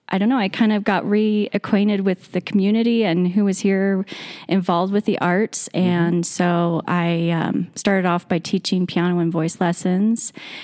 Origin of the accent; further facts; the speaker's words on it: Mammoth Lakes, California, United States; also born or lived in Mono City, California; I grew up here in the Eastern Sierra.